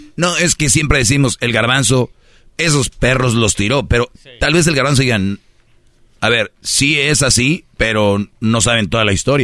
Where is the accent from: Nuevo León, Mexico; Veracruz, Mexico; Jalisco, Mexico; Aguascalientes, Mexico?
Nuevo León, Mexico; Monterrey; yo soy de Monterrey